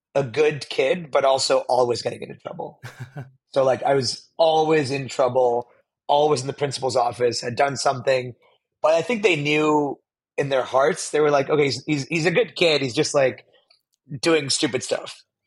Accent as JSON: {"language": "English", "town": "Pittsburgh", "region": "Pennsylvania", "country": "United States", "tie": "born or raised there", "moved": "yes", "lives_now": "San Francisco, United States", "said": "I was born in Pittsburgh, Pennsylvania, on the East Coast here in the United States, and I now live in San Francisco"}